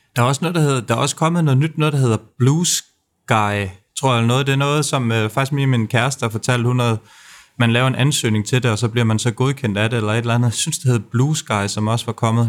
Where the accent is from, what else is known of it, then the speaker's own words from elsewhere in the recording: Denmark; man bliver lidt lille smule stolt som, øh, som dansker